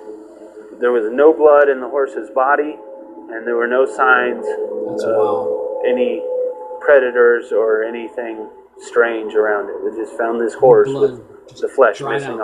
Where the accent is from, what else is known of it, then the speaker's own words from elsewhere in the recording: San Luis Valley, Colorado, United States; also born or lived in Texas; I was born in Texas, but I had the good sense to move to Colorado when I was 6 months old. and been in the valley almost ever since